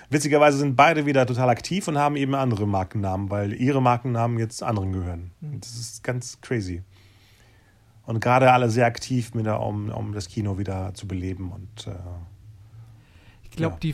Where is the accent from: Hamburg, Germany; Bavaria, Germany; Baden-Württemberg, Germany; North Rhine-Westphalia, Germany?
North Rhine-Westphalia, Germany; Besonders ich als Ostwestfale, bei Bielefeld ist ja nicht unbedingt so sonnig, aber das Jahr war wirklich sehr sonnig.